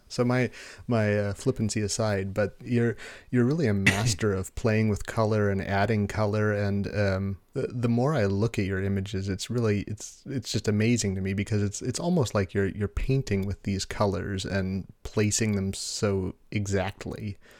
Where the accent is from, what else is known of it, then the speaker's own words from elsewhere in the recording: United States; I'm stereotyping myself as an American